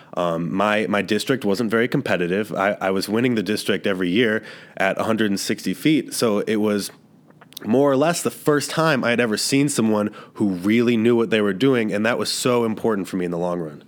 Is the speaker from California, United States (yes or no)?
no; Cleveland, Ohio, United States; moved away; I'm from Cleveland, Ohio